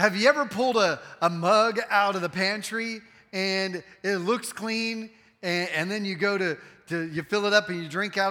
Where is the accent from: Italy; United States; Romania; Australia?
United States; the North; now in Texas, United States; I'm from the North and we don't sweeten our tea up there